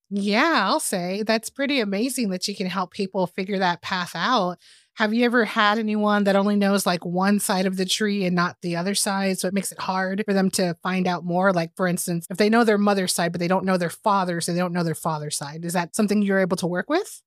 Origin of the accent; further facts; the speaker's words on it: Texas, United States; I'm from Texas